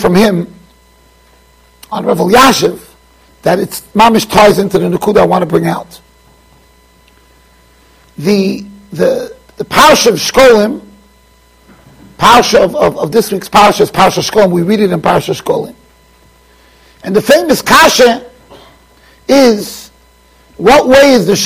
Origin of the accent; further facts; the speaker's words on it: United States; also born or lived in Jerusalem; I'm here from America